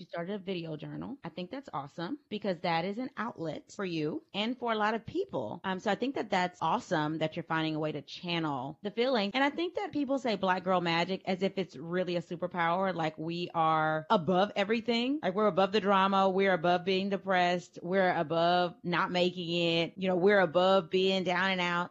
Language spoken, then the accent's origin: English; Louisiana, United States; moved away as an adult; now in Texas, United States; my hometown in Louisiana